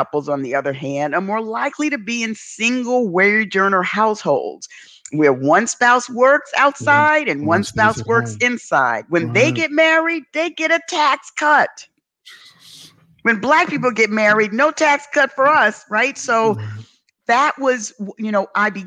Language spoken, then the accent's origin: English; New York City, New York, United States; Growing up in the South Bronx